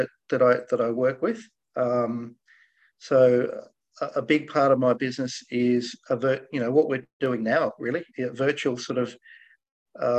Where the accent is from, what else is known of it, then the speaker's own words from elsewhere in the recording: Australia; So my parents are Scottish. They immigrated to Australia. I'm an Aussie. And they were small business owners. And I grew up going to school working in their businesses.